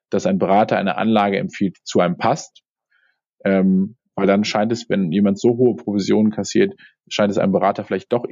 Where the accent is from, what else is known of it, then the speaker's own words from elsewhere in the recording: Cologne, North Rhine-Westphalia, Germany; aber äh, ich komme aus dem Rheinland. Rheinland. Ja, genau, dann Fort ja. in Köln.